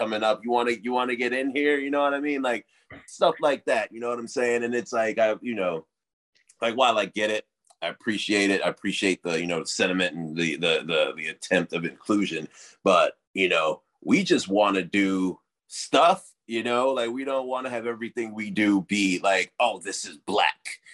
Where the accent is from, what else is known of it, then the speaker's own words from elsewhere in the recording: United States; growing up in America